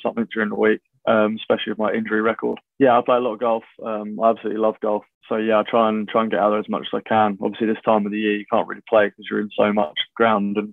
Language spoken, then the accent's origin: English; Burgess Hill, South East England, United Kingdom; also born or lived in Haywards Heath; Brought up in Burgess Hill, lived there sort of my whole childhood